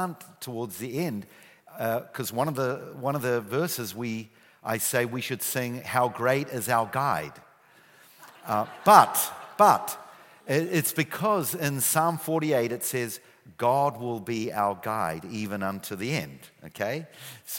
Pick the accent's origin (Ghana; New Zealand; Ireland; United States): New Zealand; accent: New Zealand; moved away as an adult; now in Israel; I still have my New Zealand accent. Yeah, I immigrated many years ago. Few suitcases, few $100s. And I grew up in New Zealand